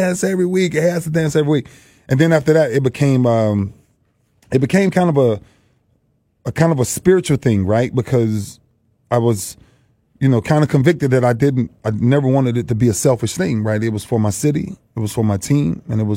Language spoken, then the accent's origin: English; Lakeland, Florida, United States; moved away; came home to my hometown Lakeland